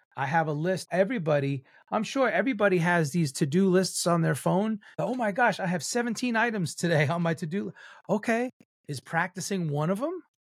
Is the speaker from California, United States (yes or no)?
no; New York, United States; I'm Cuban Italian and I'm a New Yorker